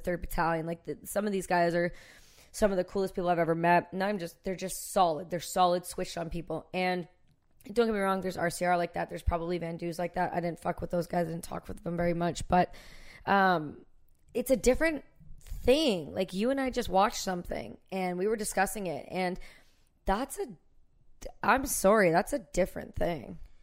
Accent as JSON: {"language": "English", "country": "Canada", "said": "I'm Canadian"}